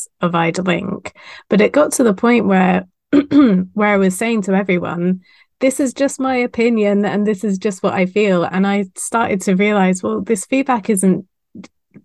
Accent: United Kingdom; I'm British.

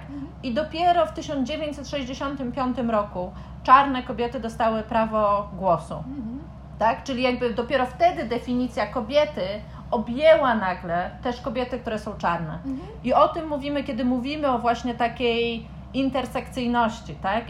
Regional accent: Warsaw, Masovian Voivodeship, Poland; moje doświadczenie jako kobiety z Warszawy

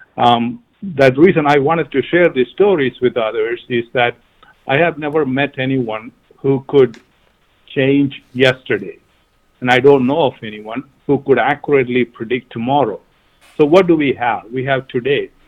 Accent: Kerala, India; moved away as an adult; also born or lived in United Kingdom / Africa; now in United States; I'm from uh, South India, uh, the southernmost uh, tip, um, a state called Kerala

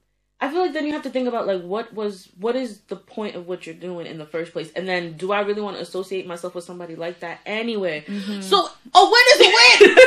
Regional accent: New York, United States; Listen, I'm from New York.

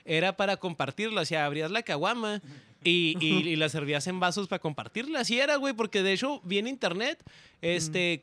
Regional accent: Ciudad Juárez, Chihuahua, Mexico; me acuerdo de niño, güey, allá en Juárez, este, este, mi casa estaba en una esquina

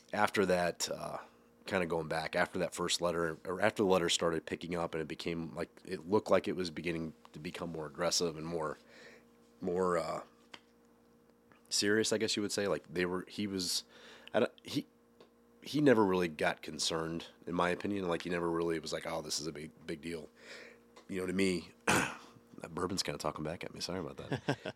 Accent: Waterloo, Illinois, United States; also born or lived in Columbia, Illinois; I grew up kind of in the Monroe County area, started in Waterloo, and then from there we bounced to Columbia, moved there in eighth, my eighth grade year, went to high school there

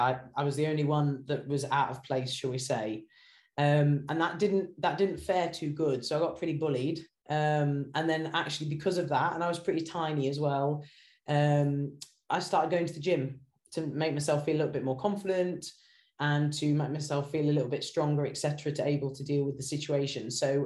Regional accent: Norwich, East of England, United Kingdom; also born or lived in Singapore / Japan / China / Fiji; So I was born in Singapore and then ended up living in Japan, China, Fiji, all kinds of crazy places. Wow. And then I came back to the UK for high school, and my parents had a house in Norwich in Norfolk.

